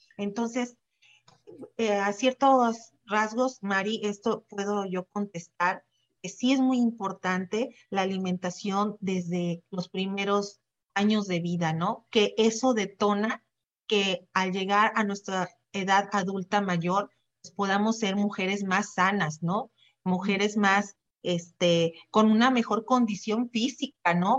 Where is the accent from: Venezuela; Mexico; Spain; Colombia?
Mexico; Xalapa, Veracruz; soy veracruzana, jalapeña, nacida de aquí